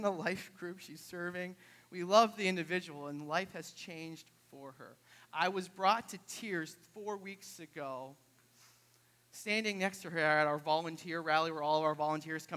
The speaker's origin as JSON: {"language": "English", "region": "New Hampshire", "country": "United States", "tie": "born or raised there", "moved": "yes", "said": "I grew up in New Hampshire"}